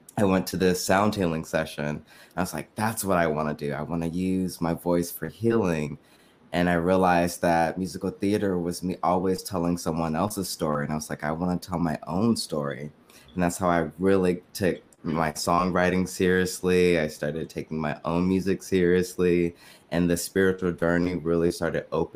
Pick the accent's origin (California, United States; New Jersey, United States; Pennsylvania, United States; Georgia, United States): California, United States; San Francisco Bay Area; also born or lived in New York; I am from the San Francisco Bay Area. That is also where I currently live. Grew up, born and raised